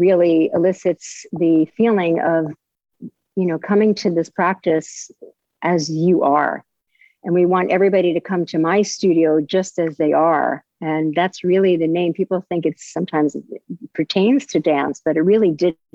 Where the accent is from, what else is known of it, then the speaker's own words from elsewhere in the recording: New York, United States; now in Delray Beach, United States; I grew up in New York